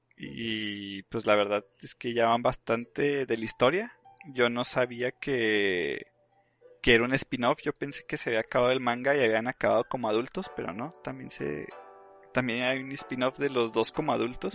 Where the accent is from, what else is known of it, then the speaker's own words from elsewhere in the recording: Mexico; somos de México